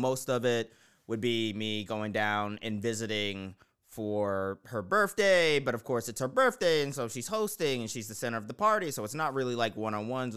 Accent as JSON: {"language": "English", "town": "Baltimore", "region": "Maryland", "country": "United States", "said": "I am from Baltimore"}